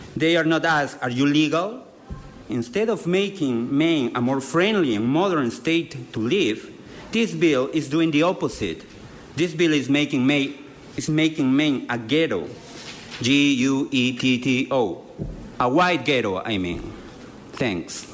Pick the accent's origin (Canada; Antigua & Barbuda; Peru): Peru; moved away as an adult; now in Lewiston, United States; I work in Lewiston as an interpreter, and I was born in Peru